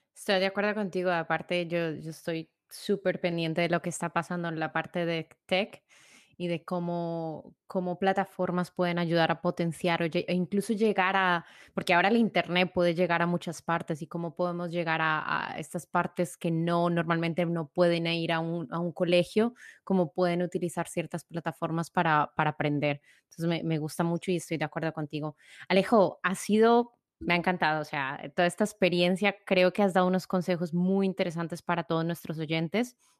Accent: Colombia; mi tierra natal, Colombia

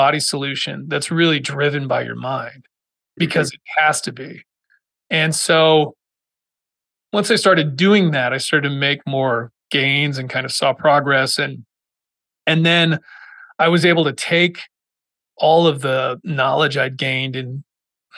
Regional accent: Massachusetts, United States; moved away as an adult; I grew up in Massachusetts

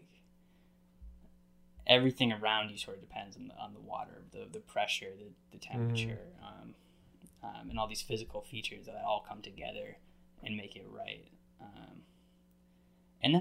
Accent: New England, United States; I grew up in New England

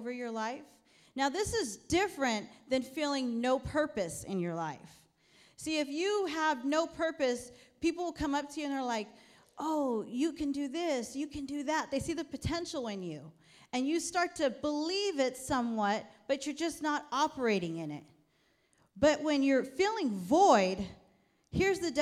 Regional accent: New York City, New York, United States; moved away; also born or lived in Sacramento; I'm from New York, and I was born in Brooklyn, New York

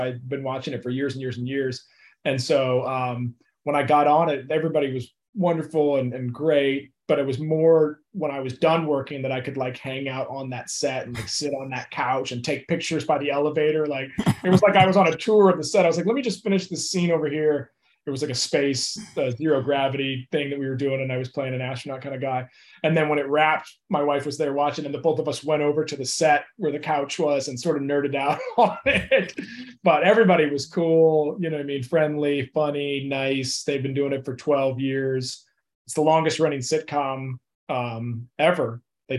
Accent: St. Louis, Missouri, United States; now in Los Angeles, United States; Laker fan for life because St. Louis didn't have a team, you know.

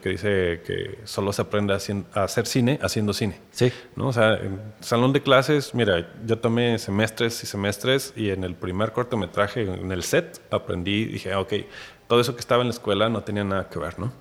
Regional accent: Mexico City, Mexico; moved away as an adult; now in Guadalajara, Mexico; yo soy chilango, nací allá en la que antes era el Distrito Federal

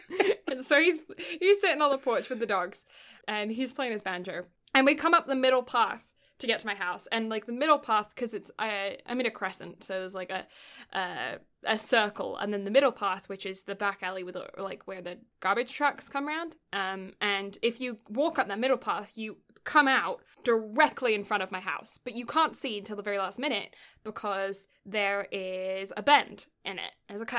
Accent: England, United Kingdom; I grew up in a house where I'm like, I'm English, you know, like, I don't have that level, that same chivalry thing isn't in my brain.

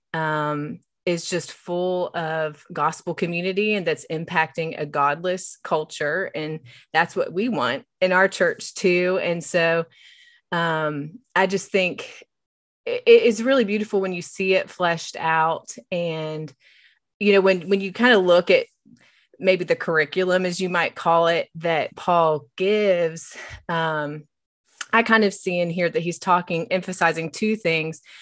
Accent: West Virginia, United States; moved away as an adult; now in Knoxville, United States; I hail from West Virginia, but I've lived in Knoxville for thirteen years

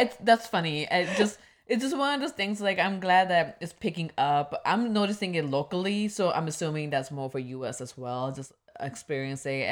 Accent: Midwest, United States; The growing up in Midwest

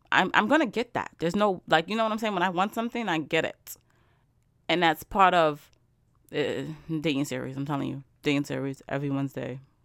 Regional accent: New York, United States; I'm from New York.

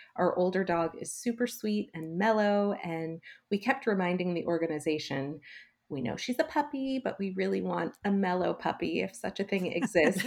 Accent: Los Angeles, California, United States; growing up in Los Angeles, we had some pretty unique opportunities

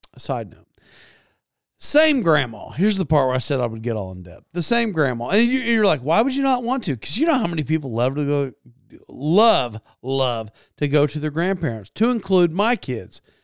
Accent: United States; in the United States, I did not grow up like I was Donald Trump at all

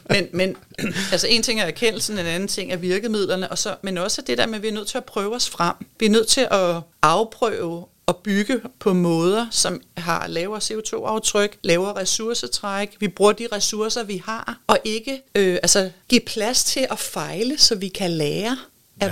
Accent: Denmark; vi er ekstremt rige i det her land

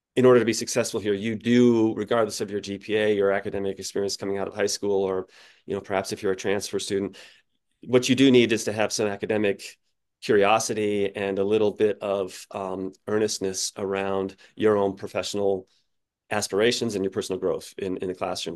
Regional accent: Colorado, United States; I grew up in Colorado

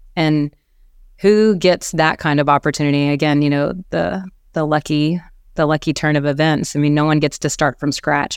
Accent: South Carolina, United States; moved away; I am from South Carolina originally.

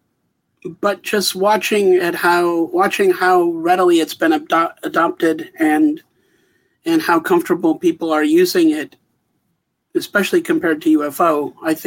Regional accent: Wisconsin, United States; moved away as an adult; also born or lived in Bozeman, Montana; I come from Wisconsin originally.

